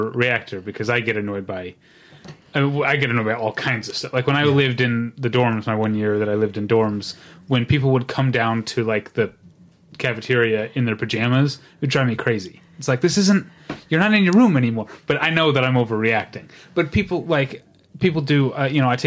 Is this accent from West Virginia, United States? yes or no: no; Missouri, United States; moved away; Missourians, which I am, tend to say Nevada, and I had to, when I moved out here, I had to teach myself